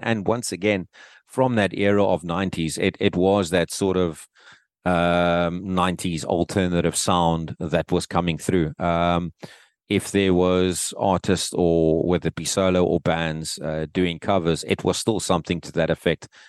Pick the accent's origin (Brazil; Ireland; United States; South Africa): South Africa; Cape Town, Western Cape; back here in my hometown, in, in Cape Town.